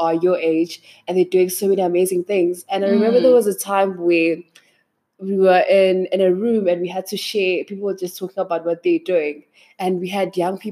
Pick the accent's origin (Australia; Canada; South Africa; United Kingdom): South Africa; East Rand, Gauteng; I was born and raised in the East Rand